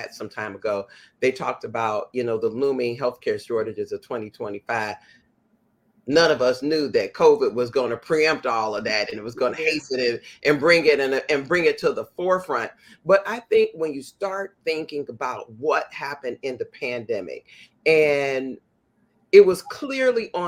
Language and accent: English; Chicago, Illinois, United States; as a kid growing up in the Inglewood community of Chicago